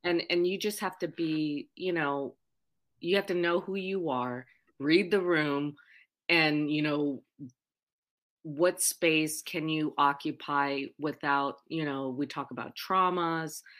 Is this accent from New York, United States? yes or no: no; Oahu, Hawaii, United States; also born or lived in Puerto Rico; I was born in Puerto Rico, raised on the island of Oahu